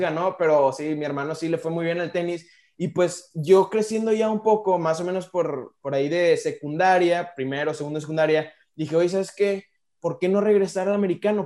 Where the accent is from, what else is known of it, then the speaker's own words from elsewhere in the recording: Monterrey, Nuevo León, Mexico; soy de, originario de aquí de Monterrey, nací aquí en Monterrey. Este, aquí, aquí nací, aquí sigo